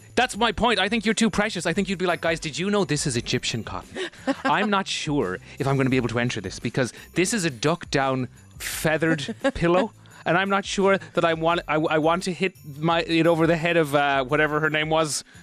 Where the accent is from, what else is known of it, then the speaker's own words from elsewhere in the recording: Ireland; as Irish people